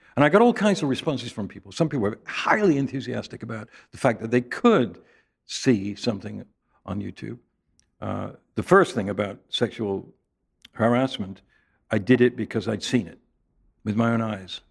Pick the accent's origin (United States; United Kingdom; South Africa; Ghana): United Kingdom; England; moved away; Growing up in England